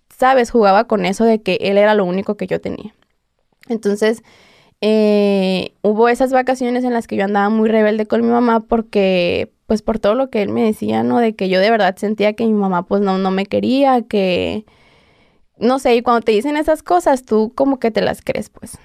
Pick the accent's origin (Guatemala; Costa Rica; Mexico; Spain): Mexico; Hermosillo, Sonora; yo soy de Hermosillo